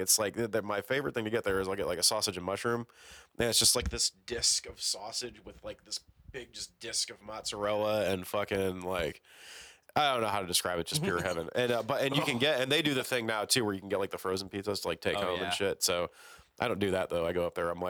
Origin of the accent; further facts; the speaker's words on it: Hammond, Indiana, United States; I'm from Hammond